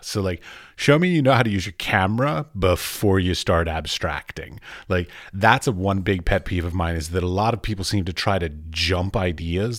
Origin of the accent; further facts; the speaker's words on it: United States; moved away; I'm an American